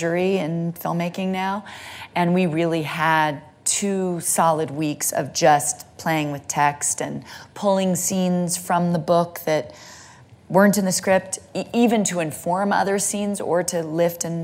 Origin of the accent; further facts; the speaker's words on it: Santa Monica, California, United States; I'm from Santa Monica, California.